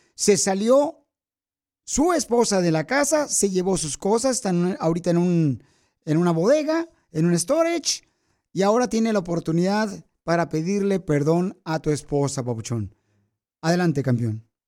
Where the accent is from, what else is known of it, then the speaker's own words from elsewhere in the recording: Jalisco, Mexico; now in United States; venimos de Jalisco, a Estados Unidos